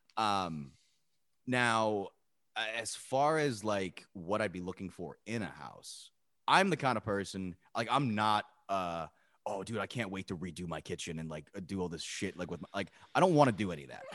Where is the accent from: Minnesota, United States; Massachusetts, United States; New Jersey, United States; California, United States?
New Jersey, United States; Pittstown; me growing up in Pittstown